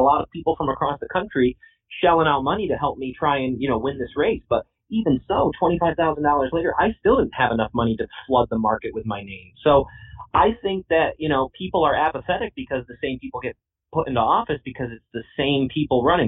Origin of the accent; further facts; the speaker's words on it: Herkimer County, New York, United States; I've been born and raised in Herkimer County my whole life